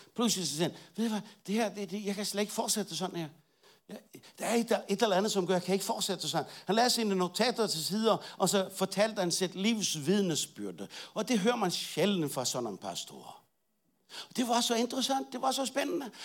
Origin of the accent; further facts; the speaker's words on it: Bornholm, Capital Region of Denmark, Denmark; moved away; jeg var ikke rigtig dansker, jeg er Bornholmer